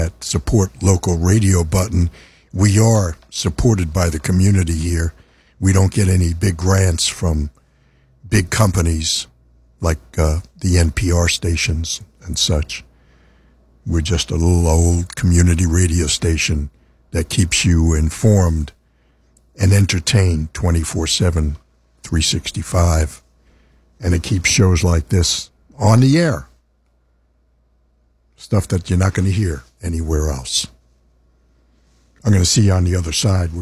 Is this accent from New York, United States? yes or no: yes; New York City, New York, United States; I grew up in New York City